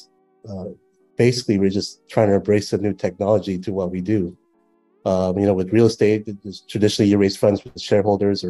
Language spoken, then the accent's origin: English; United States; moved away as an adult; now in Cambodia; growing up in the States, it's a, you know, very developed country